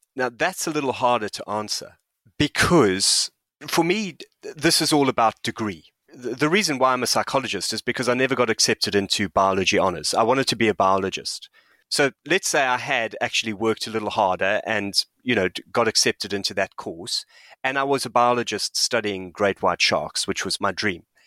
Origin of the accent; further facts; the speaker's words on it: South Africa; moved away; I'm a white South African who grew up under apartheid. I'm an immigrant. I live in this country